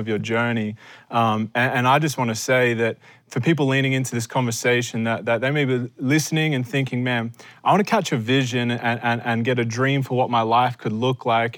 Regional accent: Australia; as an Australian

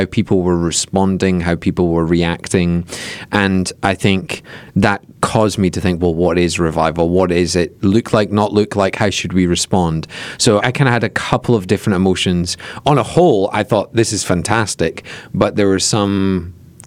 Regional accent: Scotland, United Kingdom; moved away; as a Scotsman

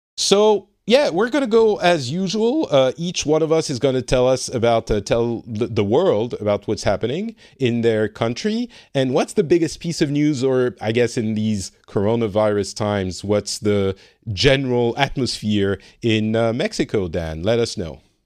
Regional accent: France; now in Finland; I'm from France and I currently live in Finland

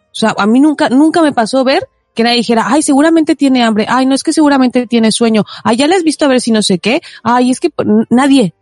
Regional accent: Mexico; now in Spain; si de ahí soy

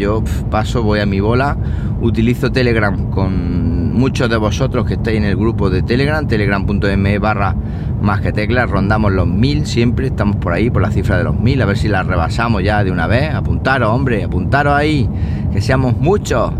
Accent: Siles, Andalusia, Spain; soy el administrador del grupo de Facebook de Siles, de mi pueblo

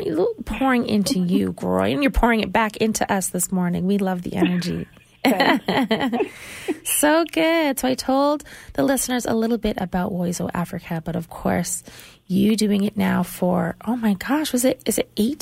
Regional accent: Canada; accent: Canadian; she's probably going to make fun of me for my Canadian accent

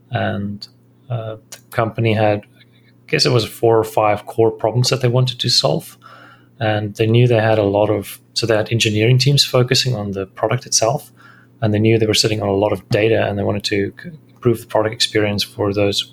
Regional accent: South Africa; moved away as an adult; also born or lived in Thailand / Singapore; I'm a South African.

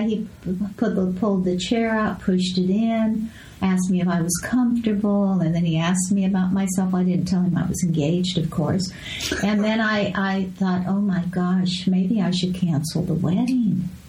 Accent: Escondido, California, United States; moved away; also born or lived in Las Vegas / Los Angeles; I grew up in Escondido

